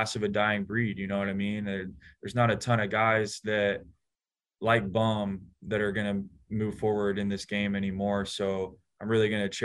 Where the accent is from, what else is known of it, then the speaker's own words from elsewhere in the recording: Atlanta, Georgia, United States; moved away as an adult; now in San Francisco, United States; growing up in Atlanta